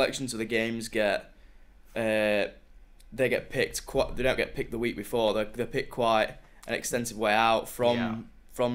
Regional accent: Sheffield, Yorkshire and the Humber, United Kingdom; moved away as an adult; now in Manchester, United Kingdom; I'm originally from Sheffield, that's my hometown.

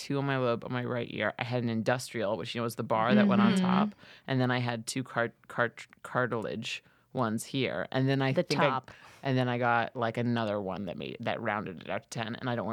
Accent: New York City, New York, United States; moved away as an adult; now in Los Angeles, United States; I grew up in Flushing, Queens

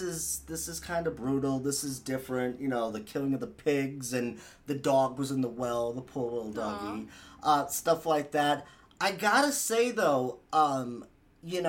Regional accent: Massachusetts, United States; I'm from Massachusetts

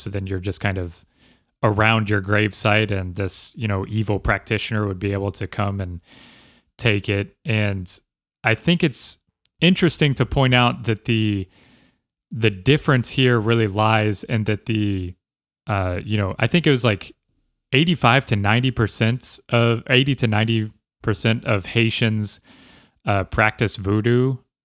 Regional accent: Texas, United States; moved away as an adult; now in Los Angeles, United States; growing up in Texas

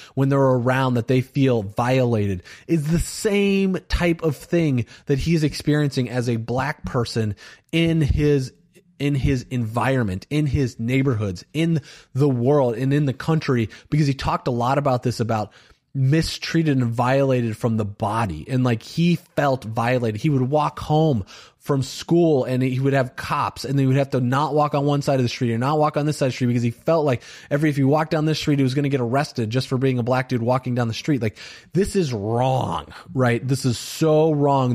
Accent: Valparaiso, Indiana, United States; I grew up in a very white town in Valparaiso, Indiana

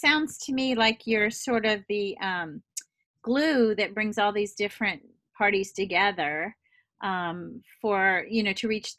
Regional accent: Louisiana, United States; born or raised there; moved away

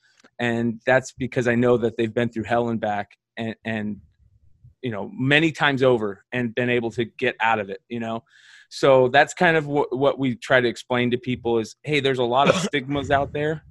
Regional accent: Arizona, United States; also born or lived in Nevada; we moved out here when I was like 5 or 6. So I've been out here for, you know, as long as I can remember.

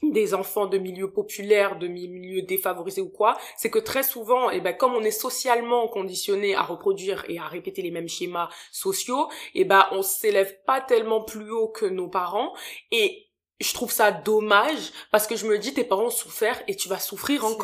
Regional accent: France; born there; C'est mes parents qui ont immigré en France. Ils sont venus à la fin des années 90 et euh, moi je suis née en France pour le coup

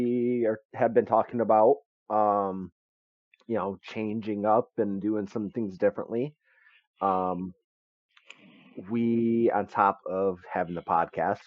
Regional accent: Michigan, United States; we're actually from Michigan

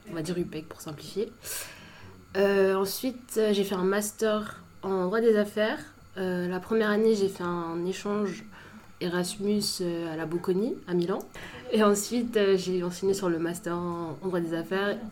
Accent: Saint-Maur-des-Fossés, Île-de-France, France; j'ai grandi à Saint-Maur après

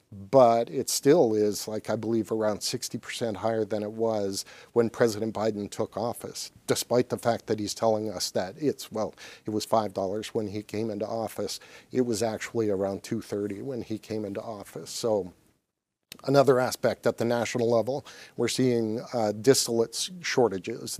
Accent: Canada; now in Michigan, United States; when I was growing up in Canada

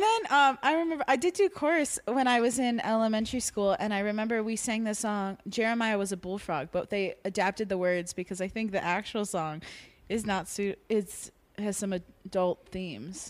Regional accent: South Florida, United States; I grew up in South Florida, s, between uh, Fort Lauderdale and Miami.

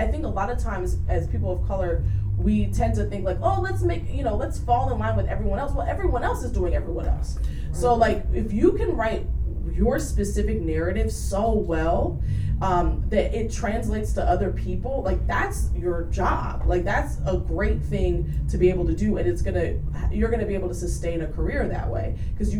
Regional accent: Jamaica; moved away; also born or lived in Washington, D.C.; I'm Jamaican.

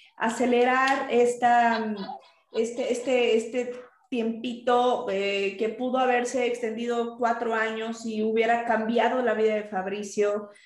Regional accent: Mexico; estamos nosotros acostumbrados en México

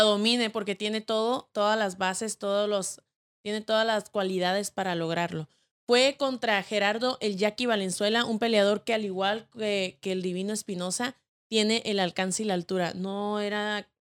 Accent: Mexico; somos mexicanos y somos una familia.

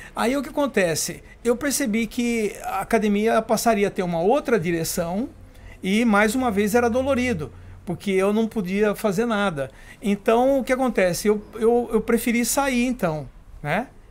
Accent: Votorantim, São Paulo, Brazil; moved away; Eu nasci em Votorantim

